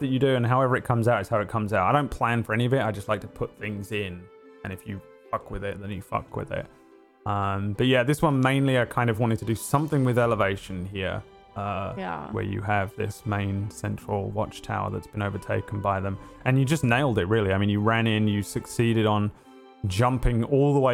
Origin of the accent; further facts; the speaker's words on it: England, United Kingdom; I'm English.